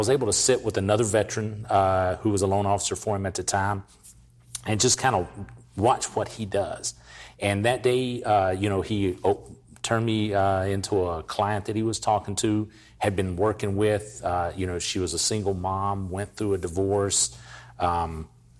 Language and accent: English; North Carolina, United States; moved away as an adult; now in Texas, United States; I grew up in a small town, North Carolina